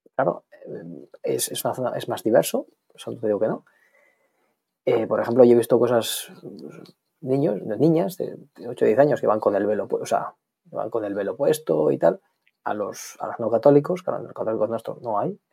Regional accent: Spain; moved away as an adult; also born or lived in Ireland; now in London, United Kingdom; yo soy español

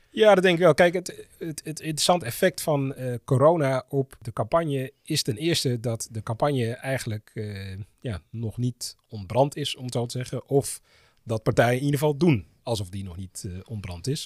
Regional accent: Amsterdam, North Holland, Netherlands; Ik ben Amsterdammer, 43 jaar, politieke junkie.

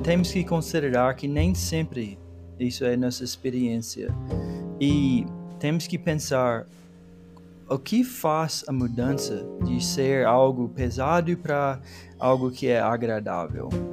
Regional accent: Georgia, United States; Portuguese is a second language; moved away; Eu sou de Georgia, né, o sul dos Estados Unidos

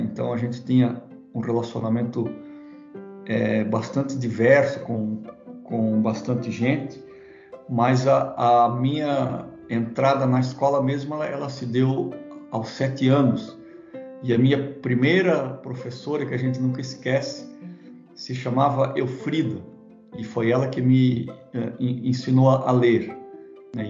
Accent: Blumenau, Santa Catarina, Brazil; Eu nasci na, na cidade de Blumenau, Santa Catarina

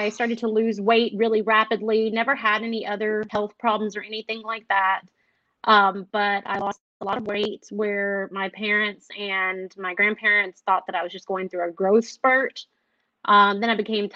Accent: Waco, Texas, United States; I am from Waco, Texas.

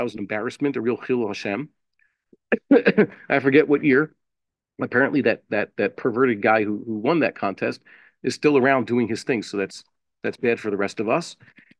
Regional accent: United States; moved away as an adult; now in Israel; I'm an American. I don't have an Israeli television.

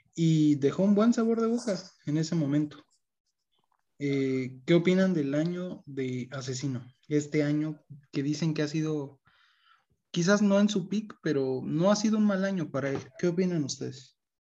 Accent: Mexico; somos mexicanos

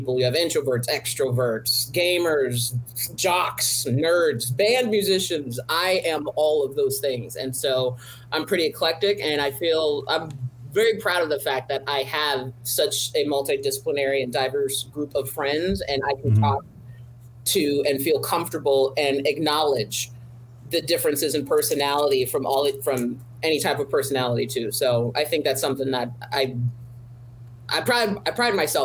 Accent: Riverside, California, United States; as a Black female growing up in Riverside, California

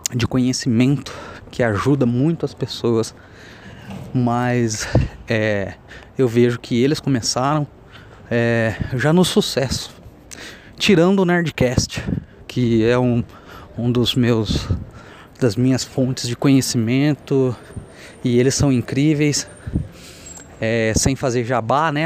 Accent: Cafelândia, São Paulo, Brazil; moved away as an adult; also born or lived in Bauru; now in São Paulo, Brazil; sou de Cafelândia, interior de São Paulo. Estou residindo agora em São Paulo, capital.

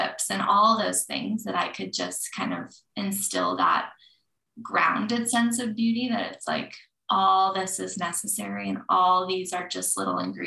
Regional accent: Colorado, United States; Growing up in Colorado

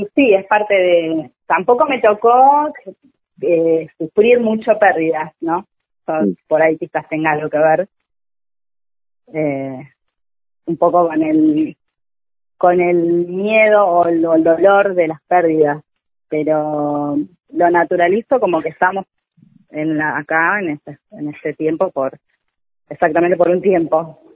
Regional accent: Benavídez, Buenos Aires Province, Argentina; somos de Benavides

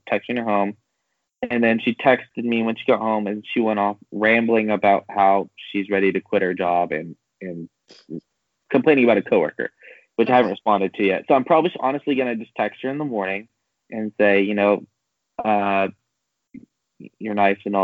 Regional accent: California, United States; also born or lived in San Diego; now in Kansas City, United States; I'm from California

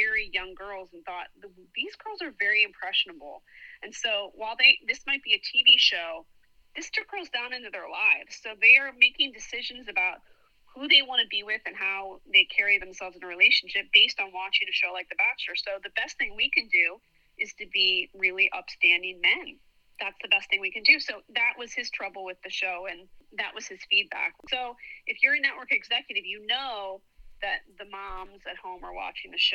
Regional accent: Philadelphia, Pennsylvania, United States; accent: Philly; moved away as an adult; also born or lived in Hershey / Washington, D.C.; now in Orange County, United States; I'm from suburban Philadelphia

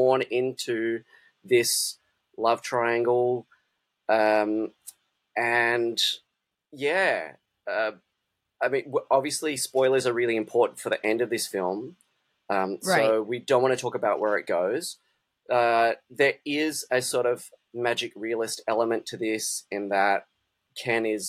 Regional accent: Perth, Western Australia, Australia; I'm from Perth, or Bulu, as refer to it

